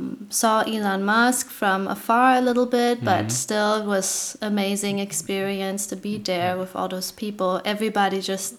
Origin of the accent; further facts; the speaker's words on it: Germany; also born or lived in Kentucky / Tennessee; now in New York, United States; I'm from Germany, it's different, like, you know, Kentucky, Tennessee. Was just a different world for me